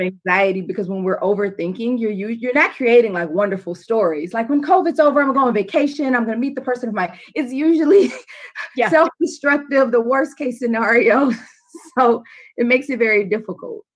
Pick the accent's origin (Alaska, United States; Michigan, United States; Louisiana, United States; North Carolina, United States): Louisiana, United States; I'm from Louisiana